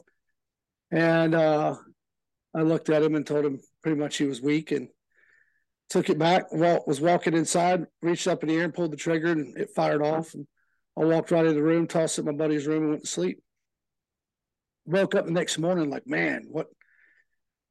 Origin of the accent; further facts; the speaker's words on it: Lawrenceville, Georgia, United States; also born or lived in Decatur, Georgia; I grew up in Lawrenceville, Georgia